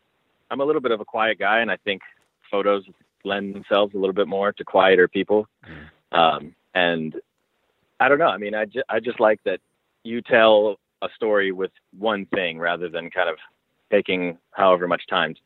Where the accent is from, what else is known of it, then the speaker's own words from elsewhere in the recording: Los Angeles, California, United States; I grew up in L.A., specifically in Hollywood, kind of like right by the Hollywood Bowl